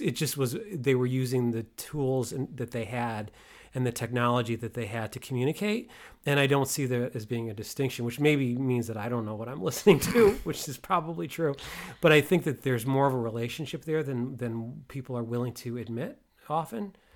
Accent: Waterbury, Connecticut, United States; So I grew up outside of Waterbury

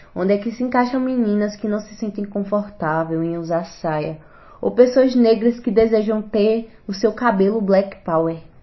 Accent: Garanhuns, Pernambuco, Brazil; sou natural aqui de Garanhuns

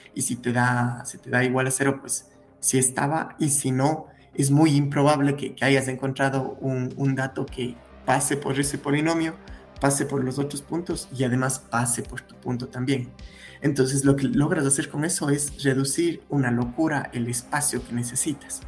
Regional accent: Cuenca, Azuay, Ecuador; nací en Cuenca, Ecuador, la ciudad más bonita de Cuenca, de, Ecuador

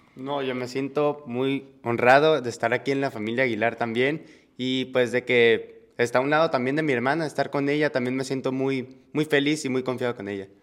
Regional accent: Mexicali, Baja California, Mexico; Nosotros somos de Mexicali

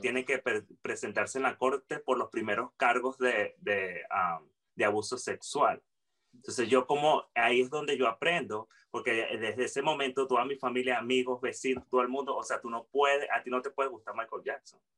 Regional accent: Venezuela; nosotros como humanos y como venezolanos

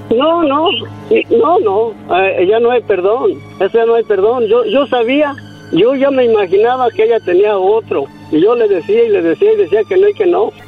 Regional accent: San Miguel Zapotitlán, Jalisco, Mexico; de donde yo soy, de un rancho, cerca de Guadalajara

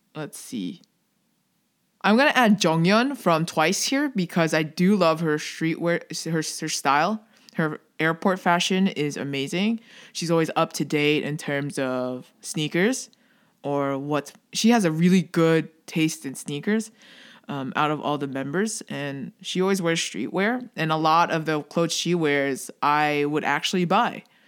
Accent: Philippines; I'm Filipino

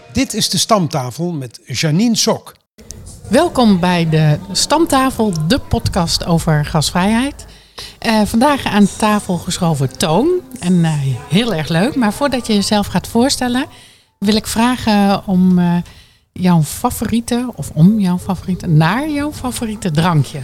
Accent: Drenthe, Netherlands; moved away; Ik kwam nog ietsjes verder uit de Drenthe

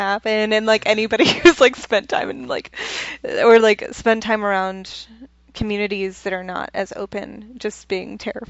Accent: Texas, United States; moved away; I'm from Texas

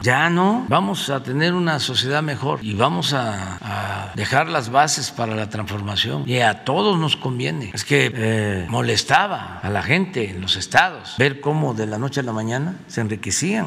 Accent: Veracruz, Mexico; also born or lived in Tabasco; mi estado de Veracruz, porque soy choco jarocho

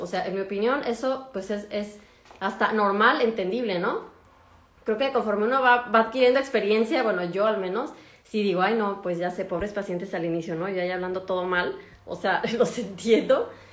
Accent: Mexico; moved away as an adult; now in Germany; soy de México

